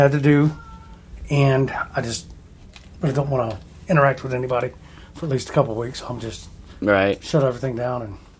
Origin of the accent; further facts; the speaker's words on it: the South, United States; I'm a redneck from the South